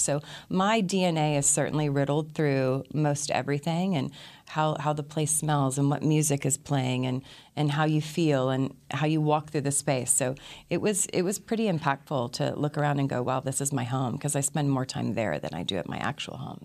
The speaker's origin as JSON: {"language": "English", "town": "Austin", "region": "Texas", "country": "United States", "tie": "born or raised there", "also_born_or_lived": "Princeton", "said": "went back to my hometown, which was Austin. I was born, born in Princeton, but raised in Austin"}